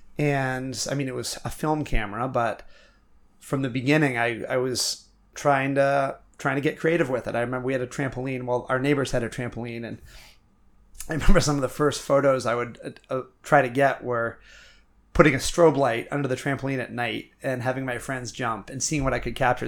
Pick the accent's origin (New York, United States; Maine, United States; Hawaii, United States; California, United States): Maine, United States; Milo; now in Portland, United States; growing up in Milo, no one locked our doors.